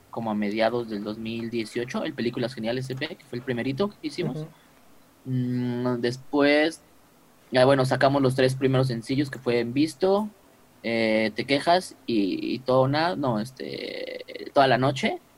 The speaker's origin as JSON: {"language": "Spanish", "region": "Mexico City", "country": "Mexico", "said": "No, somos de aquí, de la Ciudad de México."}